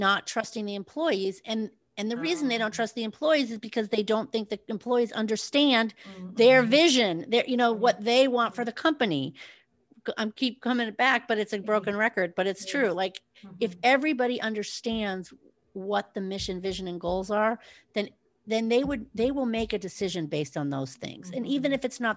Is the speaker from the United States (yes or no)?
yes; West Coast, United States; moved away; I grew up in the West Coast, and then I moved to the East Coast